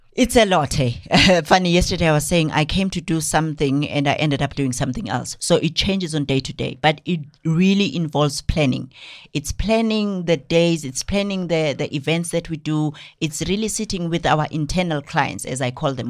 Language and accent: English; Newcastle, KwaZulu-Natal, South Africa; now in Johannesburg, South Africa; from K Z N, I was born and bred in Newcastle and moved to Joburg, um, in two thousand.